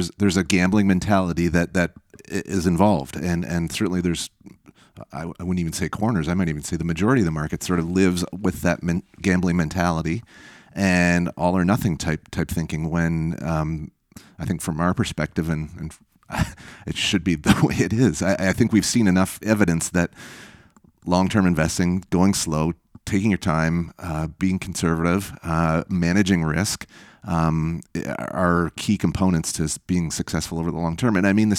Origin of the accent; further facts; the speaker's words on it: Canada; And frankly, as a Canadian investor, that's seen some different investing climates over the years.